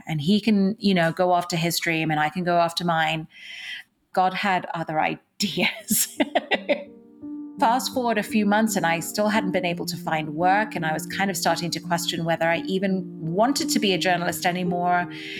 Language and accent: English; Dubai, United Arab Emirates; also born or lived in Mumbai, India; So I was born in India, in what's called Mumbai today, but will always be Bombay to me. I was born in India. I grew up in Dubai, in the Middle East, and I went to an English school there, which is why I still have a little bit of an accent.